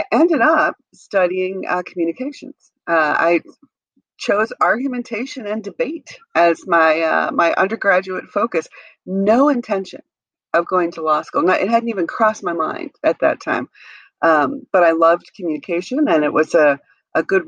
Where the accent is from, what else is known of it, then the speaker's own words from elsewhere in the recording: Wisconsin, United States; I grew up in Wisconsin